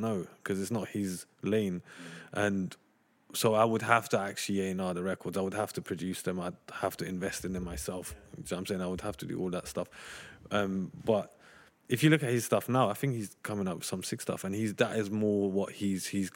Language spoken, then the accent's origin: English; London, United Kingdom; I grew up in Tottenham.